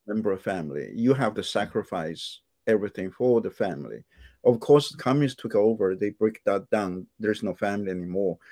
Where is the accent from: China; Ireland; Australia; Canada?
China; moved away as an adult; also born or lived in Indianapolis, United States; now in United States; when I was growing up in China